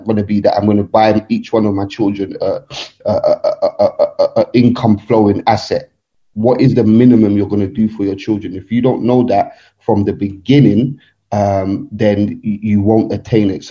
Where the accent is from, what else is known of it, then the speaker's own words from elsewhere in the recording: London, United Kingdom; I'm from Nigeria, but born and bred in England, London